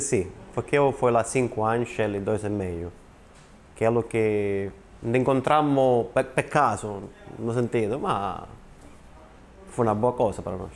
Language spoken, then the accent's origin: Portuguese; Calabria, Italy; Portuguese is a second language; moved away as an adult; also born or lived in Milan / Australia; now in Portugal; eu sou da Calabria.